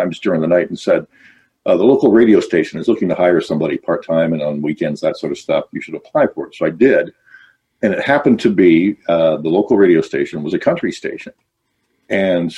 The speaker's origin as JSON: {"language": "English", "town": "Welland", "region": "Ontario", "country": "Canada", "tie": "born or raised there", "said": "I was born and raised in Welland"}